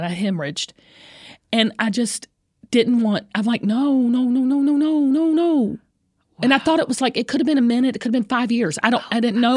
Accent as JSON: {"language": "English", "region": "the South", "country": "United States", "said": "I'm from the South"}